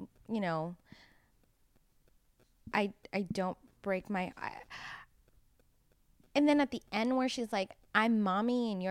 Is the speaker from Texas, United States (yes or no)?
no; Miami, Florida, United States; I am from Miami.